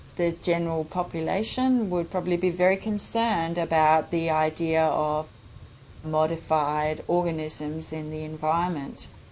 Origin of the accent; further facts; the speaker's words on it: Denmark; moved away as an adult; I'm from Denmark.